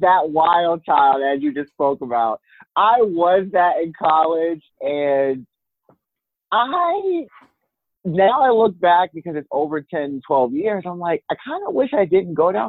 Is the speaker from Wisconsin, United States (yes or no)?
no; Maryland, United States; also born or lived in Virginia; I'm originally from Maryland, but I spent high school in Virginia, and I went to college in Virginia